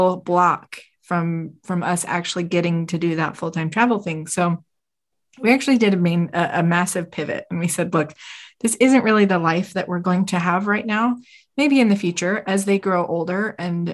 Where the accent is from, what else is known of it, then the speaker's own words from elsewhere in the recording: Utah, United States; We're from Utah. We live in a gorgeous state